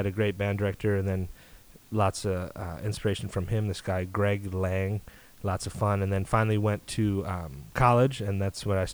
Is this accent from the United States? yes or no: yes; Baraboo, Wisconsin, United States; also born or lived in Madison, Wisconsin / Appleton, Wisconsin; I was born in Madison to two loving parents. Grew up outside of Madison, grew up northwest of Madison, this place called Baraboo